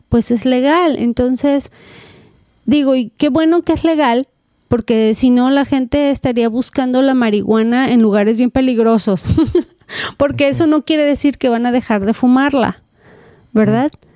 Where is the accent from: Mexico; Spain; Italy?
Mexico; also born or lived in Southern California, United States; now in United States; soy mexicana